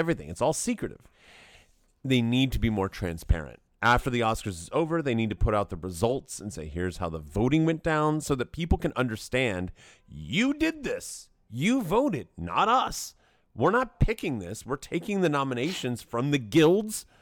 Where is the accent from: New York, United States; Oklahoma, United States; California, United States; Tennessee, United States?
Tennessee, United States; Knoxville; I grew up in Knoxville